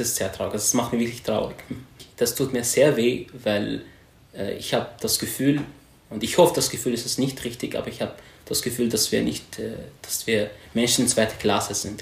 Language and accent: German; Syria; German is a second language; moved away as an adult; now in Austria; Ich komme aus Syrien. Ich bin im Jahr 2015 nach Österreich geflüchtet, habe die Sprache gelernt